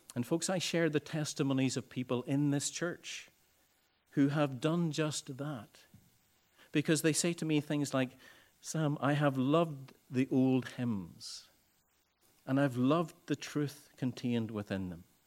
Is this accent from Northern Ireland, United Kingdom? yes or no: yes; Ballycastle, Northern Ireland, United Kingdom; I had come home to Bally Castle, my hometown